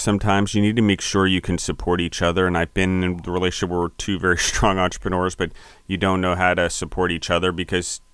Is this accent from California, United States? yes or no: no; Maryland, United States; also born or lived in Pennsylvania; I'm from Pennsylvania originally. I was four, and then I moved to Maryland